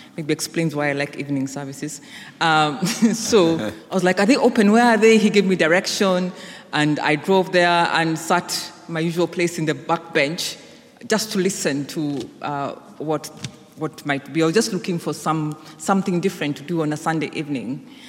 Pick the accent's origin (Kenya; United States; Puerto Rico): Kenya; moved away; I was back home in Kenya, which is my home country.